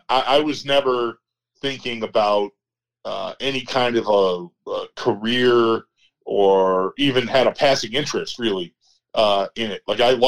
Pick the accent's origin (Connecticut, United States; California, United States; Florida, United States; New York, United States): New York, United States; West Seneca; also born or lived in Parkside, Buffalo; I grew up in West Seneca.